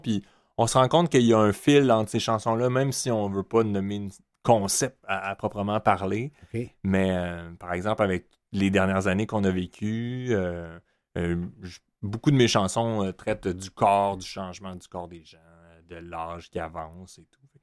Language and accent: French; Montreal, Quebec, Canada; j'ai grandi, je suis né à Montréal